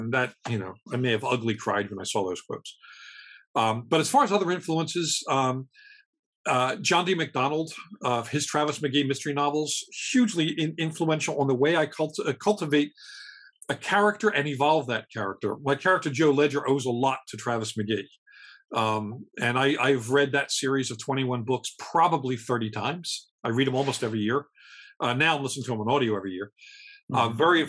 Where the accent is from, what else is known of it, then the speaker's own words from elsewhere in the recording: Scotland, United Kingdom; I'm Scottish.